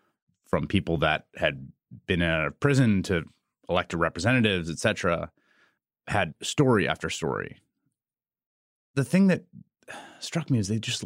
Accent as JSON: {"language": "English", "town": "New York City", "region": "New York", "country": "United States", "tie": "born or raised there", "also_born_or_lived": "Chicago / Washington, D.C.", "said": "I think because I grew up in New York City, I just associated those things with the city. And I lived in Chicago and I lived in Washington, D.C."}